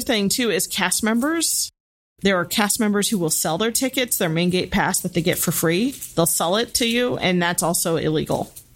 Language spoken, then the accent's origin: English; Midwest, United States; I grew up with in the Midwest.